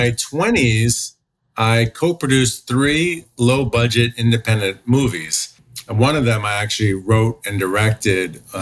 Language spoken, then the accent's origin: English; New Jersey, United States; also born or lived in Queens, New York; now in California, United States; And then I grew up in North Jersey.